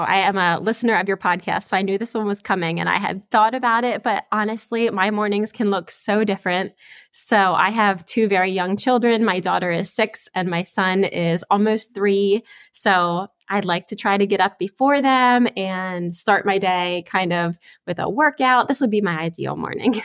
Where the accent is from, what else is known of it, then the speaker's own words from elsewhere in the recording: Spring Grove, Pennsylvania, United States; I am from, uh, Spring Grove, Pennsylvania. So that is South Central Pennsylvania